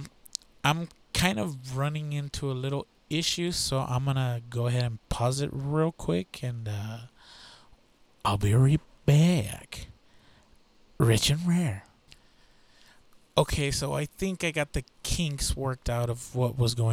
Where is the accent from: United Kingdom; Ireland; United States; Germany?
United States; I'm American